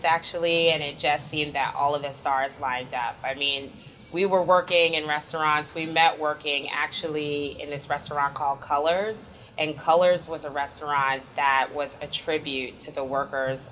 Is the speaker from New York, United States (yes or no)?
yes; New York City, New York, United States; back to Harlem, back to my hometown